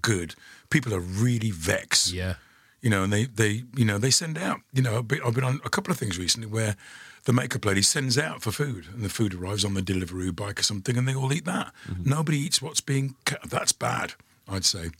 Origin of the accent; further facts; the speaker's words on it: Dudley, West Midlands, United Kingdom; being a teenager and growing up in Dudley